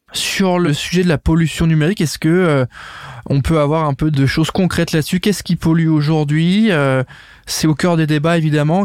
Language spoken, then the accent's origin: French; France; en tant que Français, on est concerné